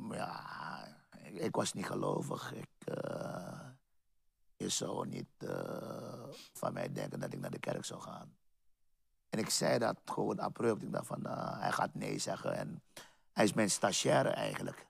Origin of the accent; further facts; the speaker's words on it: Paramaribo, Paramaribo District, Suriname; now in Utrecht, Netherlands; Ik ben geboren in Suriname, Paramaribo. Ik ben ook in eh, Paramaribo opgegroeid